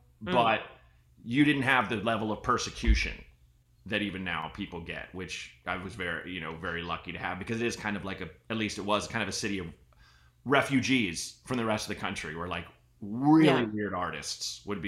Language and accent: English; Portland, Oregon, United States; I grew up in Portland, Oregon.